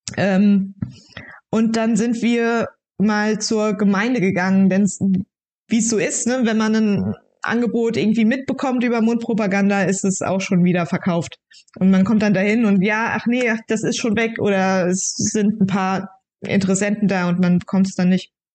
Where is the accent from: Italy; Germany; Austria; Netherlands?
Germany; Brachbach, Rhineland-Palatinate; Ich wohne wieder in meinem Heimatdorf ja. äh, in Brachbach, da haben wir gebaut.